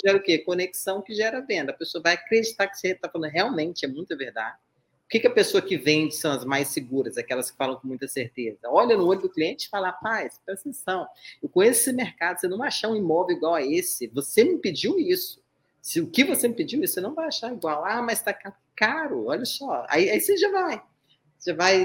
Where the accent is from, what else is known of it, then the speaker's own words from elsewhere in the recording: Vitória, Espírito Santo, Brazil; Eu sou do Espírito Santo. Vitória, tá? Vitória Vila Velha